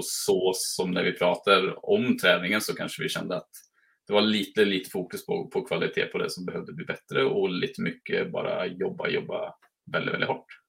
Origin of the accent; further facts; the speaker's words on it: Mariestad, Västra Götaland, Sweden; now in Norway; jag kommer från Mariestad i, så är mm. svensk